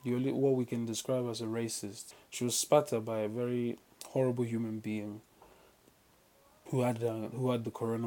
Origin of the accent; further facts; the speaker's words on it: Port Harcourt, Rivers State, Nigeria; Then I grew up in River State, Port Harcourt